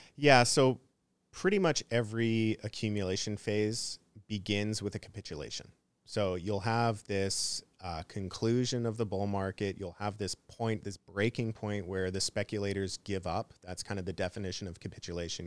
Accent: Canada; I'm from Canada

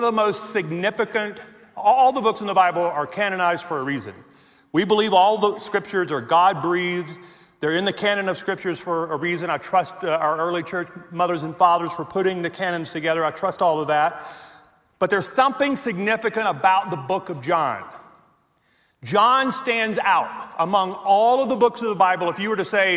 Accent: Louisiana, United States; moved away as an adult; now in Colorado, United States; I was born and raised in Louisiana

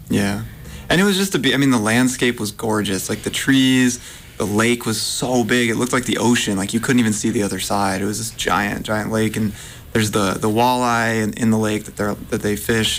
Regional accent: Massachusetts, United States; now in Portland, United States; I, I grew up in Massachusetts

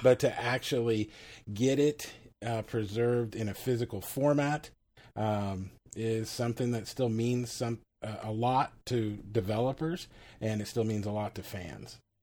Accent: Texas, United States; I'm a Texan

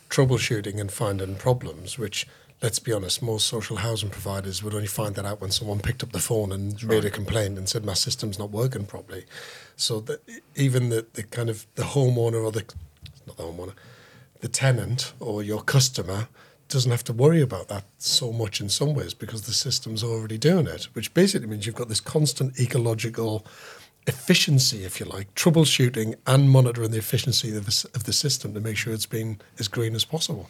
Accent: Sunderland, North East England, United Kingdom; I'm from Sunderland, mate.

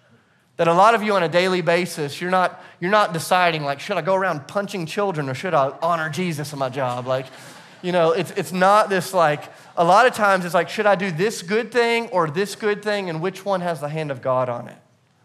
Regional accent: the South, United States; on the inside, it felt a little weird, but because I'm from the South, on the outside, I was like, oh, that's awesome.

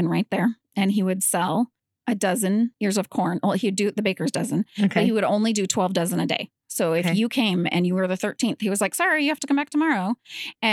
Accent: Snohomish, Washington, United States; I was born and raised here in Snohomish

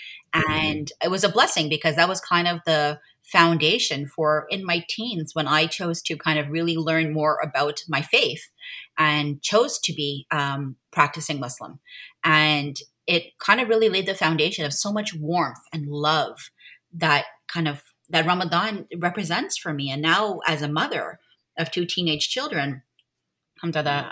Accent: Montreal, Quebec, Canada; I am born and raised in Montreal, where I live right now, raising my family.

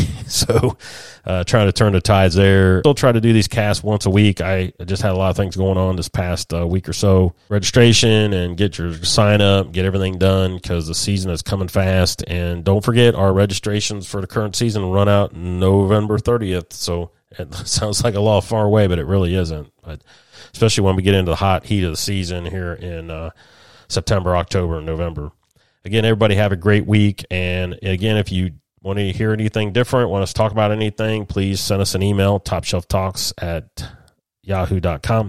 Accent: Columbus, Ohio, United States; moved away; Columbus, Ohio, my old stomping ground. We're born and raised in Buckeye there in Central Ohio

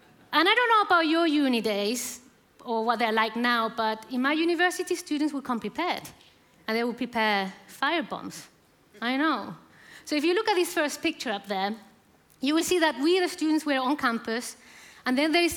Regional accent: Chile; moved away as an adult; now in United Kingdom; I'm from Chile.

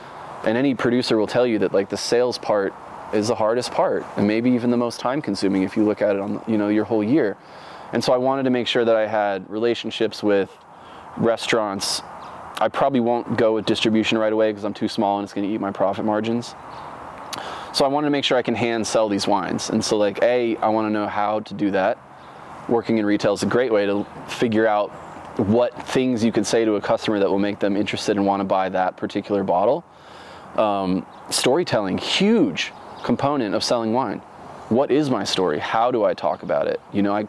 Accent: Oregon, United States; I'm from Oregon. I make wine. I'm thousands of miles from home.

